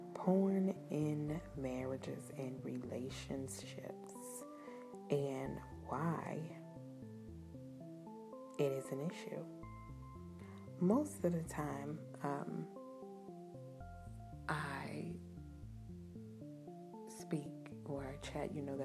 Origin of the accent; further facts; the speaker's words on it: New Zealand; I am Kiwi.